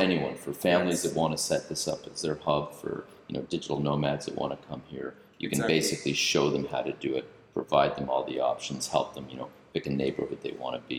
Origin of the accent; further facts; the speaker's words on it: Canada; now in Antigua and Barbuda; being Canadian